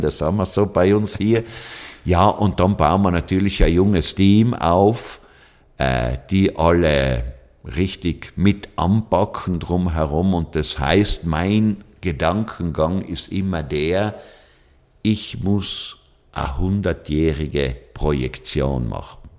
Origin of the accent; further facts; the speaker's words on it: South Tyrol, Trentino-Alto Adige, Italy; Ja, Südtirol ist meine Heimat